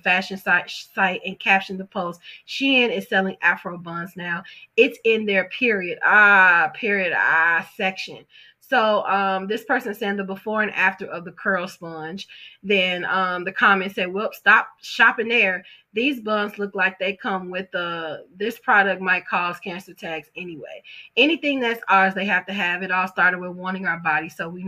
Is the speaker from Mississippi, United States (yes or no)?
no; Chicago, Illinois, United States; also born or lived in Detroit, Michigan; I was born in Detroit, raised in Chicago